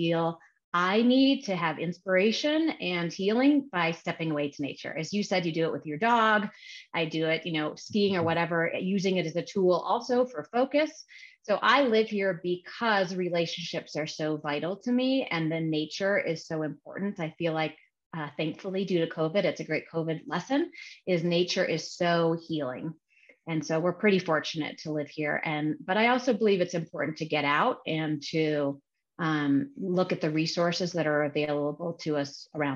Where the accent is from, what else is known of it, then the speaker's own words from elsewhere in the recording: Chicago, Illinois, United States; moved away as an adult; also born or lived in California; I was born and raised in Chicago